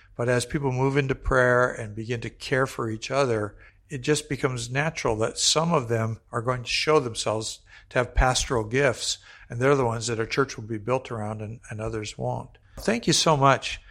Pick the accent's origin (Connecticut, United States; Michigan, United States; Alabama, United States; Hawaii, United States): Hawaii, United States; I came from Hawaii